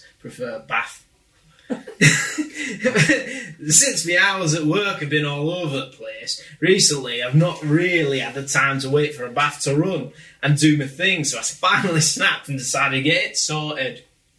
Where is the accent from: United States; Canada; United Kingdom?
United Kingdom; Grimsby, Yorkshire and the Humber; accent: Grimsby; I'm from Grimsby, so make me sound like as chavvy as you like.